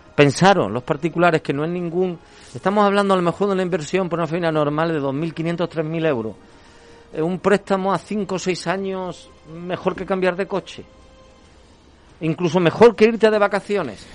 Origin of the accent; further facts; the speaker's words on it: Andalusia, Spain; somos andaluces, hasta enero no pasamos frío, y menos en Sevilla